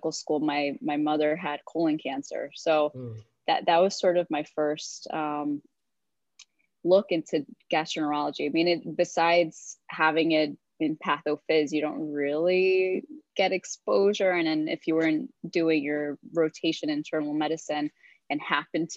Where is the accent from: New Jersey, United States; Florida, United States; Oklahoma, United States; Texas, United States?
New Jersey, United States; Hoboken; I was born and raised in Hoboken, New Jersey